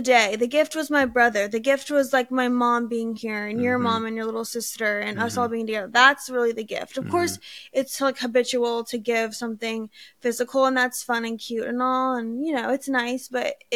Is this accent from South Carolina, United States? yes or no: no; Alabama, United States; now in California, United States; I'm from Alabama, which is all the way across the country. So coming to California from Alabama is not just a hop and a skip